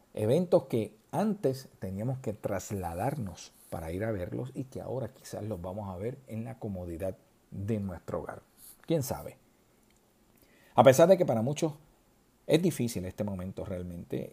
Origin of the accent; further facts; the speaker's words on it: southern Puerto Rico, Puerto Rico; los que somos del sur de Puerto Rico